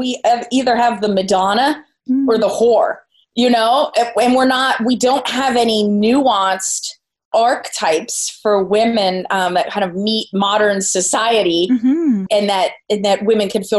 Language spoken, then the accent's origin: English; Phoenixville, Pennsylvania, United States; now in San Diego, United States; back in my hometown in Pennsylvania